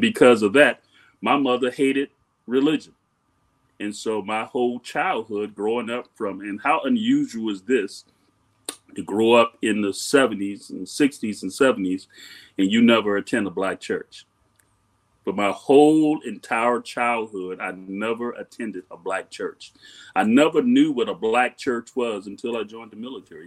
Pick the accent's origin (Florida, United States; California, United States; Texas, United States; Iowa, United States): Florida, United States; Miami; Growing up in Miami